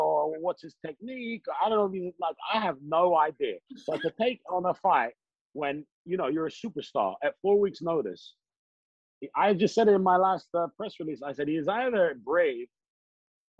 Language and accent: English; Hounslow, London, United Kingdom; I grew up in Hounslow.